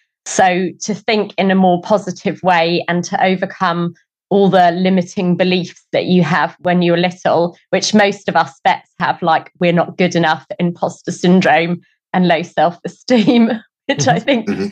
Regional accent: England, United Kingdom; moved away as an adult; also born or lived in Adelaide, Australia; now in New Zealand; although I was brought up in England, all of my family are not from England.

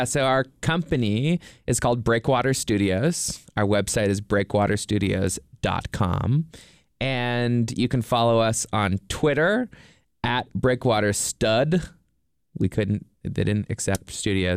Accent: Nova Scotia, Canada; now in Los Angeles, United States; I'm from Nova Scotia in Canada.

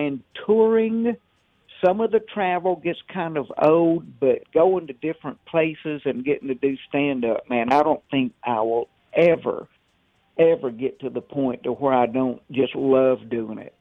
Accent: the South, United States; now in Mobile, Alabama, United States; I'm from the South

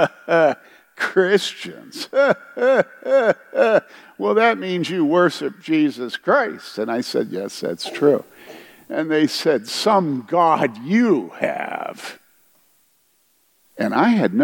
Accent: United States; I was white and I was from America

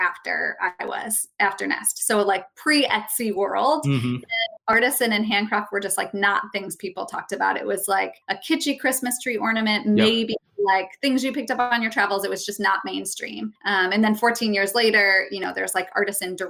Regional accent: St. Louis, Missouri, United States; I'm from St. Louis, Missouri

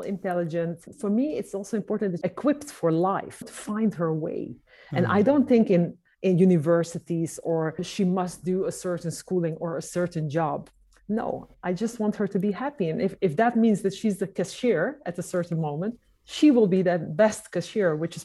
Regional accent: Amsterdam, North Holland, Netherlands; I've been born and raised in Amsterdam

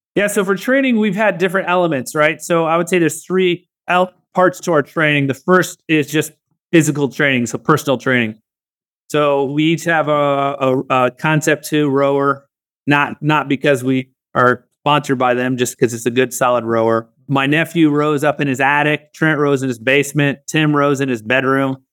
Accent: Northwest Florida, United States; moved away; also born or lived in Southeast Asia; Growing up in Northwest Florida, we had no connection to Ohio

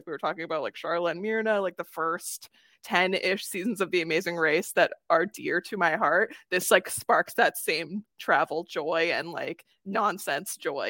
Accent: Canada; JK, I'm Canadian.

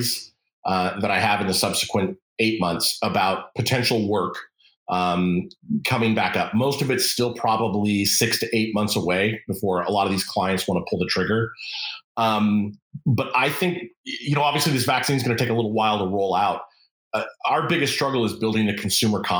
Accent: Los Angeles, California, United States; I grew up in Los Angeles, California

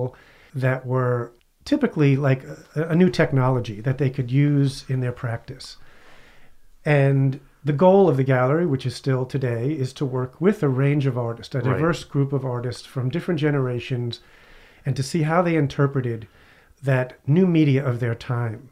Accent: New York City, New York, United States; also born or lived in Long Island, New York; Brooklyn and then Long Island

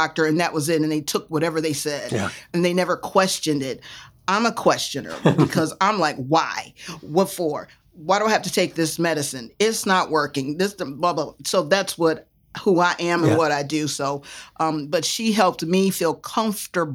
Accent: Chicago, Illinois, United States; also born or lived in New York; I was born in New York. Excuse me. And then moved to Chicago at 6 months. So I was raised in Chicago

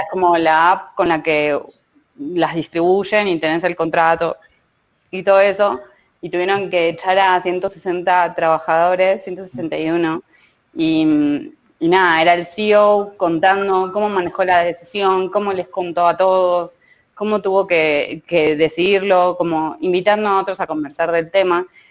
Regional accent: Argentina; now in Mexico; yo soy Argentina

